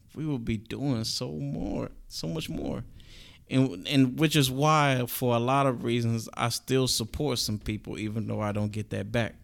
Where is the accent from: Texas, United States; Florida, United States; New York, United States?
Texas, United States; Galveston County; I am from Galveston County